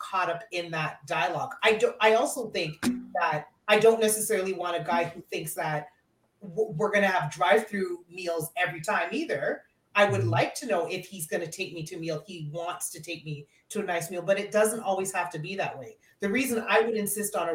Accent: Canada; I was born in Canada

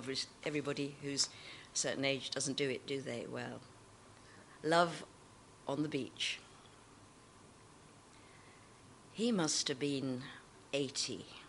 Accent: Birmingham, West Midlands, United Kingdom; I'm a Brummie, actually, Rachel. Yeah, but I get elocuted, so I talk posh.

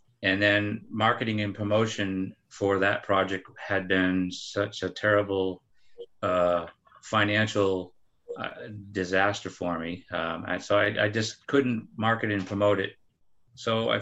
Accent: Dover, New Hampshire, United States; moved away as an adult; now in San Diego, United States; I grew up in Dover, New Hampshire

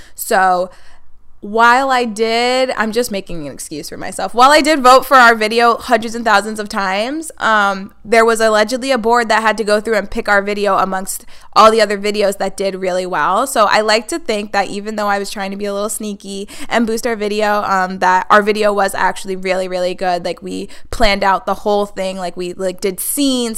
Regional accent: Hudson Valley, Orange County, New York, United States; now in Buffalo, United States; that's where I'm originally from. I live in Buffalo now, but I am from the Hudson Valley.

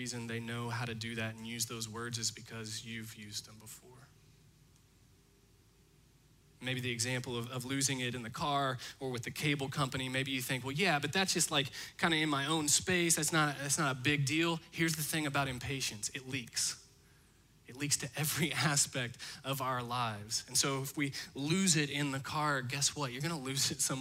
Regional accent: Indiana, United States; I'm from Indiana, and so I actually spent a lot of my life looking out my bedroom window across to a cornfield.

